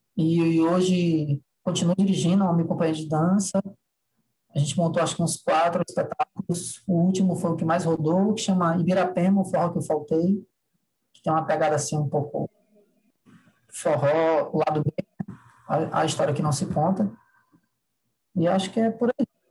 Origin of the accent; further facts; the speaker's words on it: Ceará, Brazil; sou do Ceará